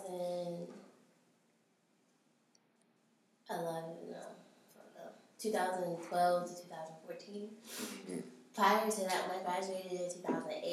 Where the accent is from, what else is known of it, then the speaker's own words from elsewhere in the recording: New York City, New York, United States; I'm from Brooklyn